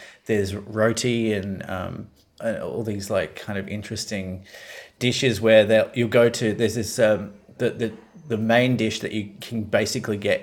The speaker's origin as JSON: {"language": "English", "country": "Australia", "said": "as an Australian"}